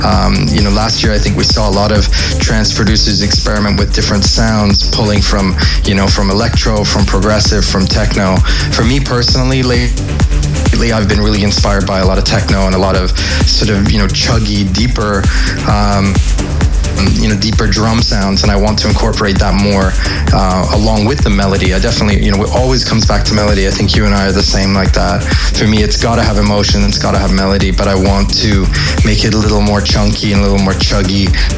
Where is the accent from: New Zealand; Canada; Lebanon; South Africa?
Canada; also born or lived in United Kingdom / United States; now in Amsterdam, Netherlands; But I'm, you know, I'm British by birth. I would say Canadian by how I was raised. But for now, Amsterdam.